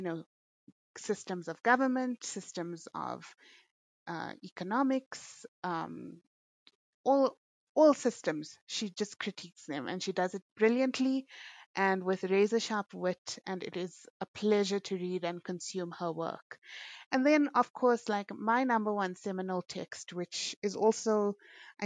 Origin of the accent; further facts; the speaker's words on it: South Africa; as Muslim people, as South African Indian people